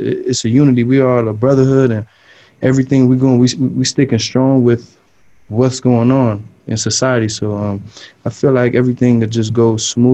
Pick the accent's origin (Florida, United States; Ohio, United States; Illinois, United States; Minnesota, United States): Florida, United States; Miami; moved away as an adult; also born or lived in South Carolina; I'm coming from Miami, Florida, where it's a real diverse place. It's a melting pot. Everyone treats each other equally there, and that's how I was born and raised